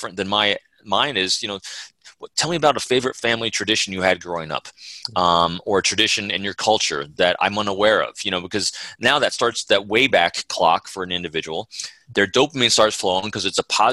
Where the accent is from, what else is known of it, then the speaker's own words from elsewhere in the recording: New York, United States; I grew up in the Northeast of the United States, you know, in New York